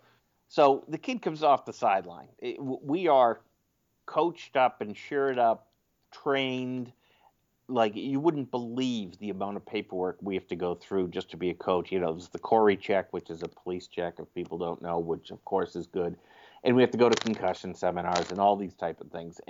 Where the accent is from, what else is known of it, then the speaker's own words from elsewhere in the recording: Sudbury, Massachusetts, United States; I grew up in the suburbs of Boston, a town called Sudbury, and I now live in the next town over from that.